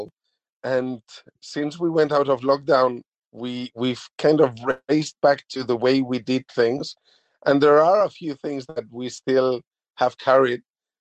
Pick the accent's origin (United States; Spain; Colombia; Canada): Spain; now in New Zealand; originally I'm from Spain